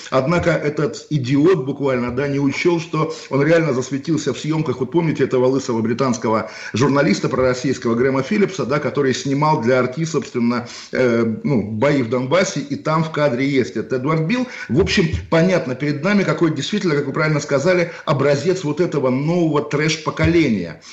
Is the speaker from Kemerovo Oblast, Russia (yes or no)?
no; Kaliningrad, Kaliningrad Oblast, Russia; у меня на родине в Калининграде